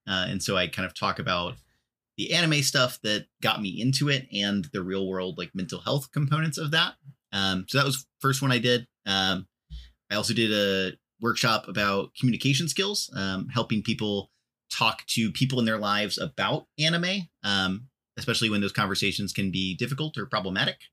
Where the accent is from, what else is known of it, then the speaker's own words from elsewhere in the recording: Texas, United States; moved away; I am from Texas originally